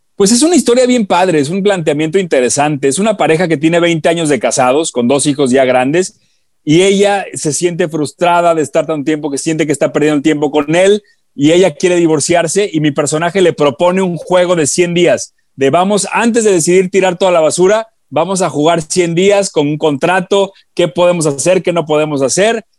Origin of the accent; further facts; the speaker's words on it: Guadalajara, Jalisco, Mexico; moved away; yo soy de Guadalajara